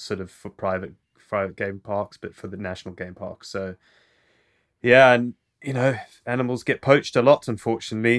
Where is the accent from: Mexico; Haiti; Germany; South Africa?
South Africa; first language English; moved away; also born or lived in Zimbabwe; I moved to South Africa when I was quite young